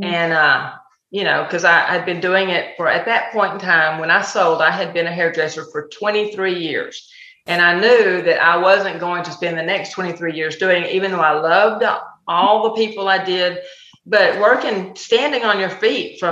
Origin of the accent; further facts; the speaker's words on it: Texas, United States; accent: Texan; I'm very Texan.